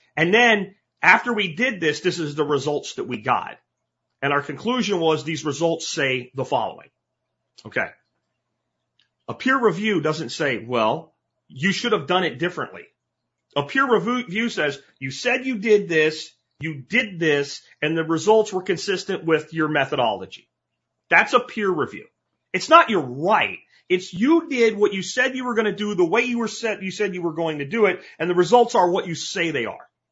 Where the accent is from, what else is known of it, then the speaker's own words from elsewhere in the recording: Pennsylvania, United States; moved away; as a kid growing up in Pennsylvania